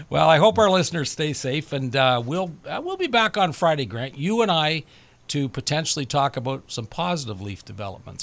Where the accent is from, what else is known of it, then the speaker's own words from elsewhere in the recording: Canada; as a Canadian